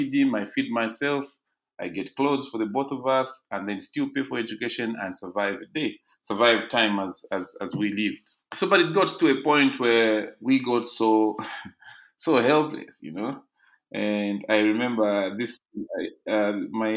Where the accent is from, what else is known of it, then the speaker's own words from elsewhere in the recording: Ndola, Copperbelt Province, Zambia; I grew up in a place called Ndeke in Ndola